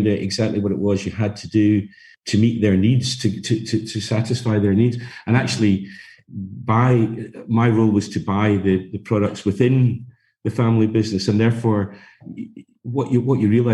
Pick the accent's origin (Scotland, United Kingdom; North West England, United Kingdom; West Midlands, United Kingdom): Scotland, United Kingdom; Glasgow; I come from Scotland. My background is Glasgow, and actually brought up working in a family business